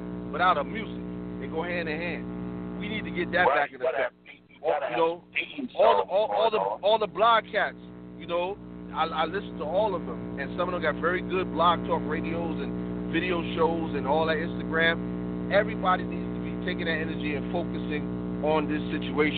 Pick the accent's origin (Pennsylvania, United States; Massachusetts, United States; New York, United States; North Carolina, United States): New York, United States; now in Atlanta, United States; I'm not from Atlanta. I'm from New York.